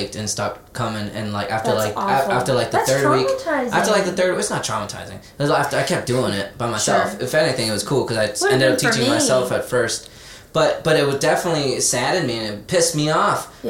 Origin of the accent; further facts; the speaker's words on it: Texas, United States; moved away; I'm from Texas